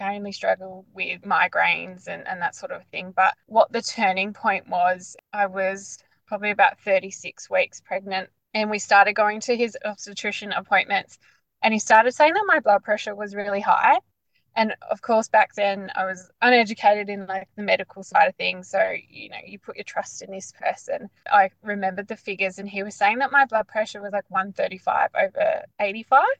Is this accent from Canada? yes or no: no; Perth, Western Australia, Australia; moved away as an adult; now in Bunbury, Australia; in the southwest of Perth, so in a, a town called Bunbury. We've only, we only just moved to Bunbury, but yeah, we're originally from Perth.